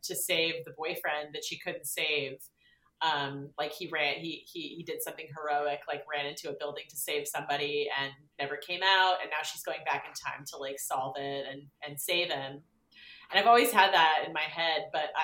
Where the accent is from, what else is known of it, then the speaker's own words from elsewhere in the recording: San Diego, California, United States; also born or lived in Carlsbad; I'm from San Diego originally